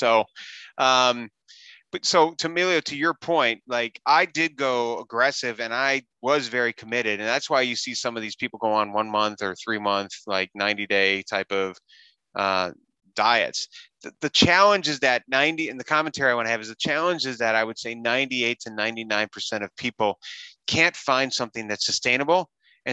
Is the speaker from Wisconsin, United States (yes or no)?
yes; Wisconsin, United States; I grew up in Wisconsin